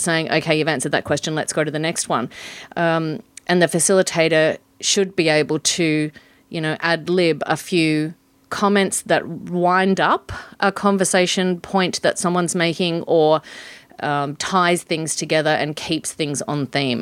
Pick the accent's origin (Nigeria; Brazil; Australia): Australia; Port Hedland, Western Australia; moved away as an adult; also born or lived in Sydney; I grew up in Port Hedland